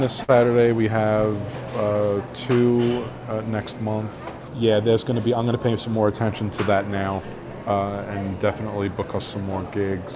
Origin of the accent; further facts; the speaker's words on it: New York City, New York, United States; we grew up in New York City